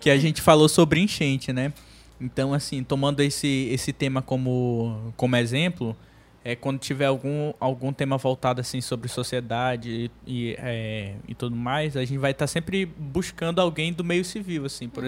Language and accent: Portuguese; Manaus, Amazonas, Brazil; a gente é daqui de Manaus, né? Eu nasci aqui em Manaus.